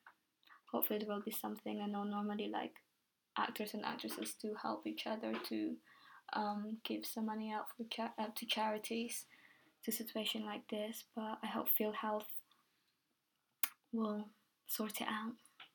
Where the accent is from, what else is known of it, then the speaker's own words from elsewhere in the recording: Philippines; born there; I'm Filipino in a way, so originally I was born in Philippines